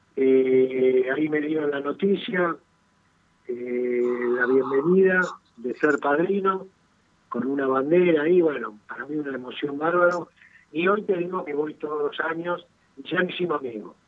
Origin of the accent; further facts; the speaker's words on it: Ramos Mejía, Buenos Aires Province, Argentina; now in Villa Luro, Argentina; nací en Ramos Mejía, viví casi toda mi vida ahí, ahora estoy acá en Villaluro.